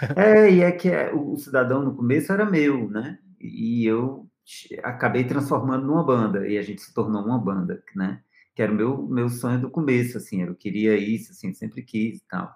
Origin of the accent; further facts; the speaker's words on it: Fortaleza, Ceará, Brazil; moved away as an adult; also born or lived in Rio de Janeiro; now in São Paulo, Brazil; eu sou de Fortaleza, cara. Sou, é, sou, sou bem da, da, desse, desse rolê da, da marisia, né? Assim, da, da praia.